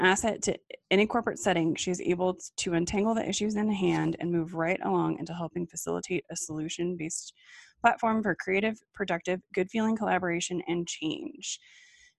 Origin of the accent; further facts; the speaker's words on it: Colorado, United States; So I grew up in Colorado